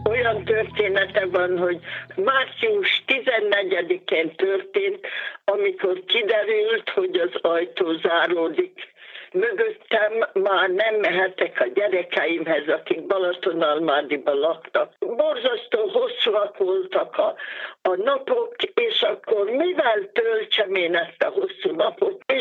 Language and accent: Hungarian; Iszkaszentgyörgy, Fejér, Hungary; moved away as an adult; now in Székesfehérvár, Hungary; Itt élek Székesfehérváron már 23. éve. Iszka Szentgyörgyön születtem. Nyugdíjas tanítónéni vagyok